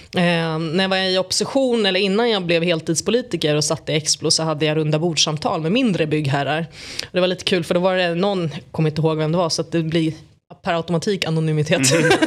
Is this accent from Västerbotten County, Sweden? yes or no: no; Stockholm, Stockholm County, Sweden; jag är född och uppvuxen i Tensta